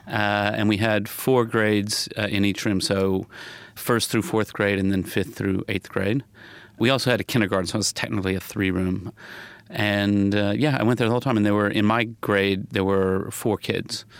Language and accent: English; Huntsville, Alabama, United States; moved away; growing up in the South